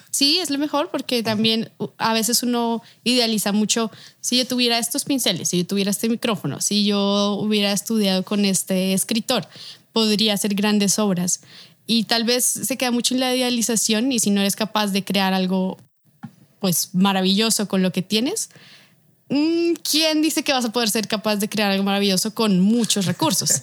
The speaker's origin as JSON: {"language": "Spanish", "region": "Bogotá", "country": "Colombia", "moved": "as an adult", "lives_now": "Mexico", "said": "soy de aquí de Bogotá, Colombia, tengo 27 años, vivo actualmente en México"}